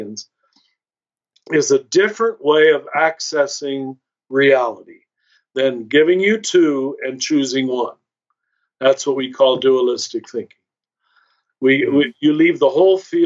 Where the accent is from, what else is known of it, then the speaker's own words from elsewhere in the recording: Kansas, United States; I was raised conservative Catholic in Kansas